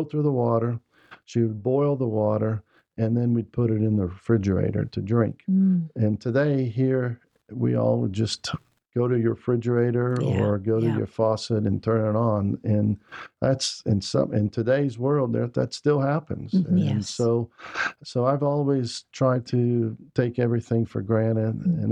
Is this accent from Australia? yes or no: no; Brazil; now in United States; I grew up in Brazil.